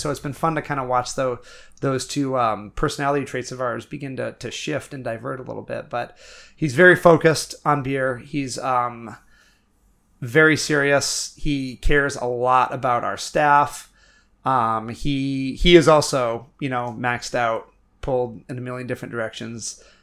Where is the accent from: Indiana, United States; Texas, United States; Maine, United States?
Maine, United States; Milo; now in Portland, United States; growing up in Milo, no one locked our doors.